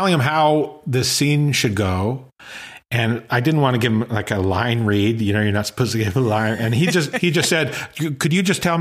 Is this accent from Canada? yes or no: yes; Saskatchewan, Canada; I grew up in Saskatchewan